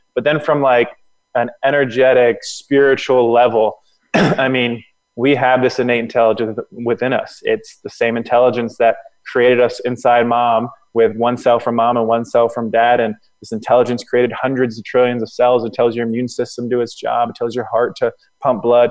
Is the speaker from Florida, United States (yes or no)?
yes; Florida, United States; moved away; also born or lived in Atlanta; I'm from Florida.